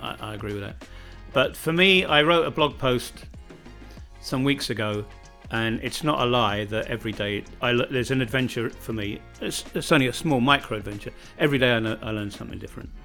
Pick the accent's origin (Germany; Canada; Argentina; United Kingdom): United Kingdom; born or raised there; moved away as an adult; now in Čardačani, Bosnia and Herzegovina